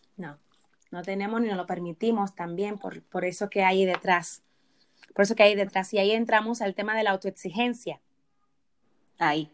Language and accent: Spanish; Dominican Republic; me voy a citar como dominicana, ok, vamos a citar como dominicana, que nos han educado